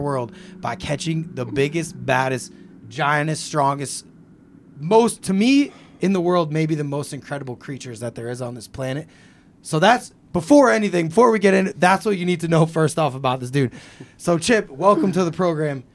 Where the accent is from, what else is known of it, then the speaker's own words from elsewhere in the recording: Missouri, United States; I'm from Missouri